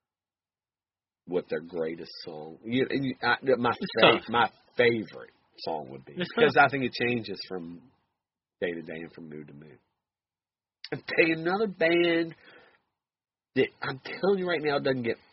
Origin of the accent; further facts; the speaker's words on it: West Virginia, United States; I'm from West Virginia.